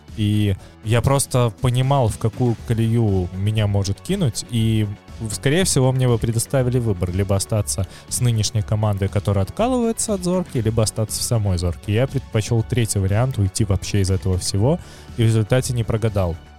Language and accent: Russian; Minsk, Belarus; moved away as an adult; я все равно вернулся в Минск с большой радостью, как в дом